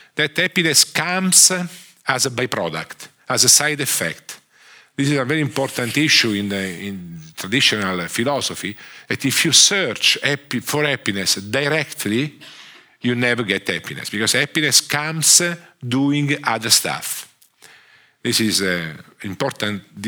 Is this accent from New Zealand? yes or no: no; Italy; accent: Italian; English is a second language; I'm a, an economist from uh, from Italy. I'm Italian. Sorry for my accent